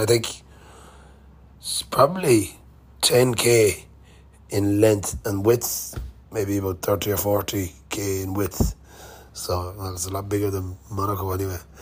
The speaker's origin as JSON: {"language": "English", "country": "Ireland"}